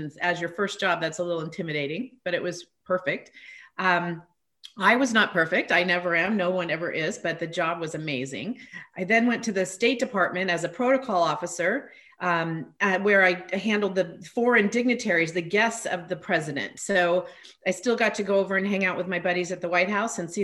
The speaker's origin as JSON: {"language": "English", "region": "Northern California", "country": "United States", "tie": "born or raised there", "also_born_or_lived": "Washington, D.C. / Los Angeles", "moved": "as an adult", "said": "I grew up in Northern California, which is where I am now"}